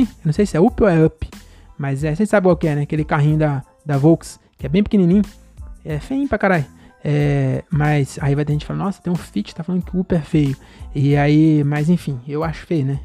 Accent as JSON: {"language": "Portuguese", "town": "Francisco Morato", "region": "São Paulo", "country": "Brazil", "said": "Eu sou de Morato, que é só morro"}